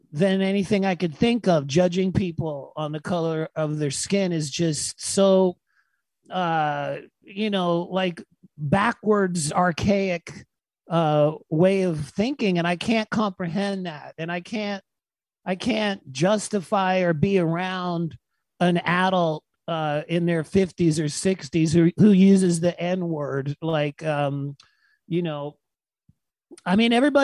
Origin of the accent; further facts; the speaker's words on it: Freeport, Bahamas; moved away; My dad taught at a kindergarten in Freeport, Bahamas, and that's where I was born.